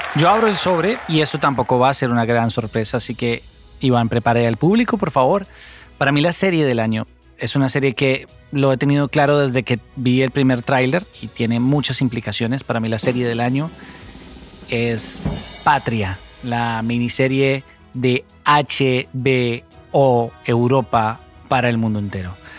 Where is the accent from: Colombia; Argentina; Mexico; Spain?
Colombia; un país como el nuestro